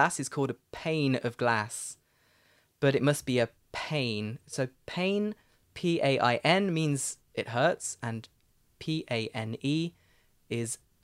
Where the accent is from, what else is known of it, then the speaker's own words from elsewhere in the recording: United Kingdom; accent: British; my British accent